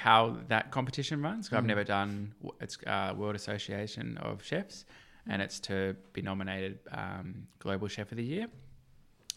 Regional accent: Australia; being Australian

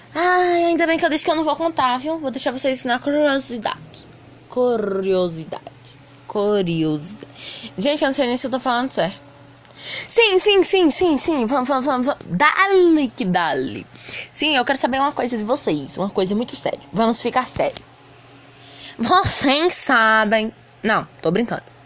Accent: Piauí, Brazil; eu sou nordestino, piauiense

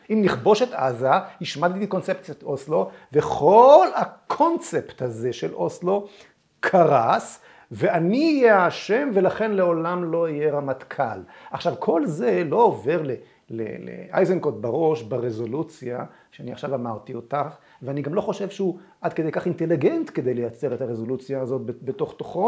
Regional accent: Israel; אני כילד ב-67 ישבתי במקלט

